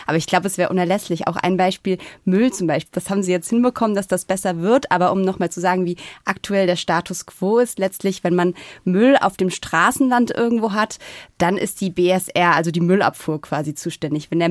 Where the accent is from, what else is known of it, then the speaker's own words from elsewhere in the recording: Rhineland-Palatinate, Germany; now in Berlin, Germany; ich komme auch aus Rheinland-Pfalz, wenn man so die Mainzer Fröhlichkeit, das kann man natürlich nicht so richtig vergleichen, aber trotzdem würde ich sagen, hat Berlin wahnsinnig viel Herz.